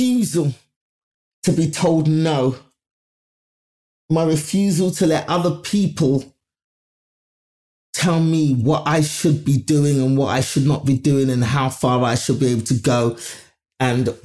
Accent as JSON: {"language": "English", "region": "London", "country": "United Kingdom", "tie": "born or raised there", "said": "my life growing up in London"}